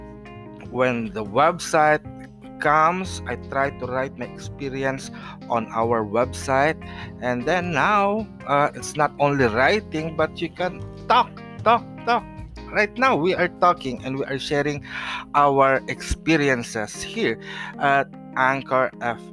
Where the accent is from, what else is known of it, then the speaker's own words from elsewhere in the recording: Philippines; also born or lived in San Jose del Monte, Bulacan, Philippines; Yes, we are a Filipino and we are in the Philippines right now.